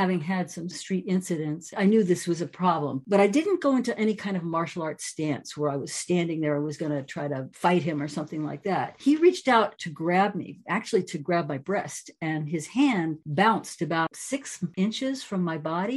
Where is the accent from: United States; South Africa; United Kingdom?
United States; New York City, New York; moved away as an adult; now in California, United States; I grew up in New York City, which is very nitty gritty